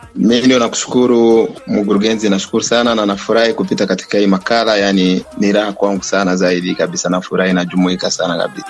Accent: Beni, North Kivu, DR Congo; now in Goma, Democratic Republic of the Congo; Mi ni mzaliwa wa Beni huko

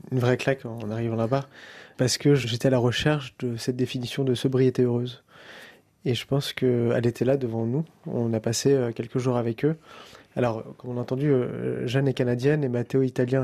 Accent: France; On est français

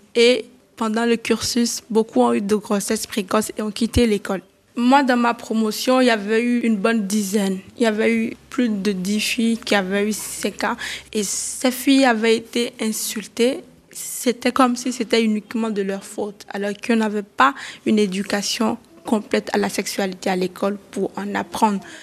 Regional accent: Avrankou, Ouémé, Benin; j'ai grandi ici

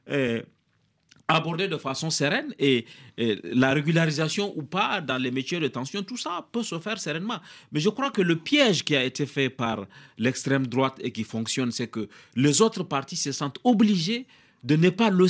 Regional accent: France; born there; Je suis né en France, je suis député français

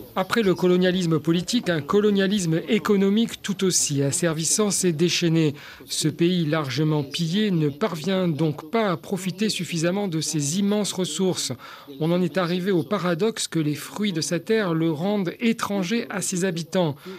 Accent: DR Congo; chez nous au Congo

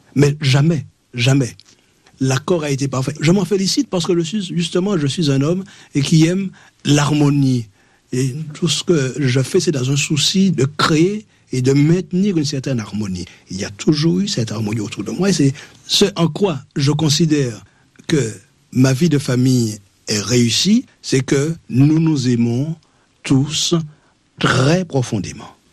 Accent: Martinique; also born or lived in Fort-de-France; mon village natal. Moi, je suis de l'intérieur, je suis du petit bourg

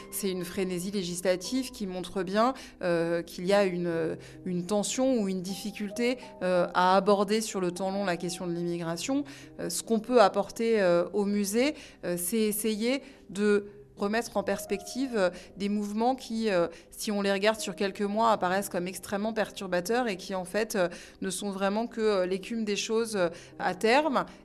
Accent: Île-de-France, France; born there; Il y a beaucoup plus de sens sri-lankais en moi mais je suis français et puis je suis né ici.

